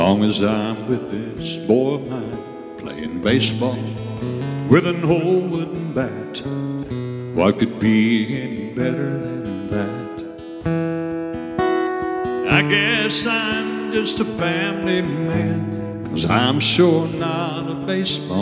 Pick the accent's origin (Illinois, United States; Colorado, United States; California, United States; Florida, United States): Illinois, United States; Thompsonville; also born or lived in West Frankfort, Illinois; now in Benton, United States